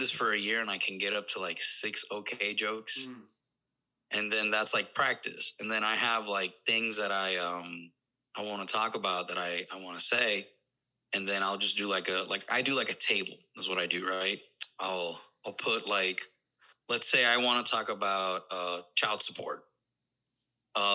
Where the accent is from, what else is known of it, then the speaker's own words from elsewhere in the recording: Puerto Rico; first language Spanish; English is a second language; moved away as an adult; now in Missouri, United States; growing up in Puerto Rico